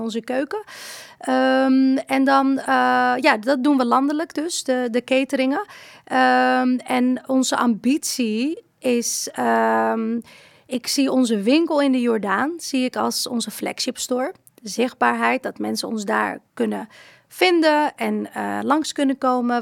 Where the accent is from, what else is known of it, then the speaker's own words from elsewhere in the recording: Morocco; now in Netherlands; Ik ben niet hier geboren, ik ben in Marokko geboren